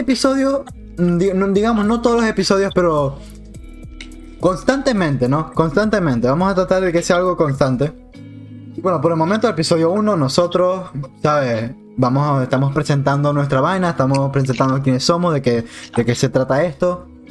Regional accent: Maracaibo, Zulia, Venezuela; somos todos maracuchos

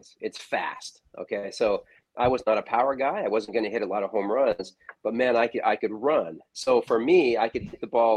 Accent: Spokane, Washington, United States; moved away as an adult; I grew up out in Spokane, Washington.

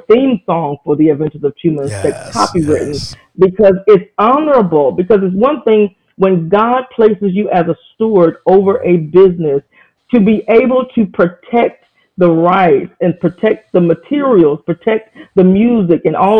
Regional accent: Atlanta, Georgia, United States; I'm from Atlanta, Georgia

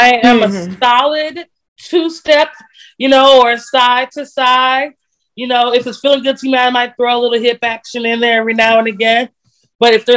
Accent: Texas, United States; as a Texan

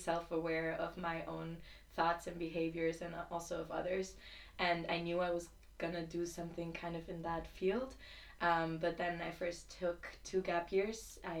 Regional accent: Barcelona, Catalonia, Spain; moved away; I'm 21 years old. Also a second year at UCU, and I'm from Barcelona, Spain. My mom is German though, and my dad was originally born in Colombia.

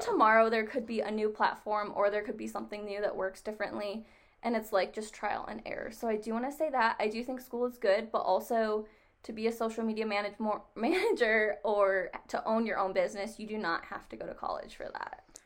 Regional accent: New York, United States; moved away as an adult; also born or lived in Nevada; I am actually from New York. And I moved to Nevada to go to school out there

